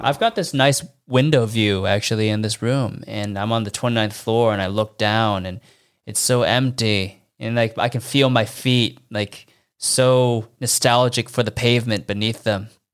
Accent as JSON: {"language": "English", "country": "United States", "moved": "as an adult", "lives_now": "Shanghai, China", "said": "I haven't been home back to the States to see my family in three years"}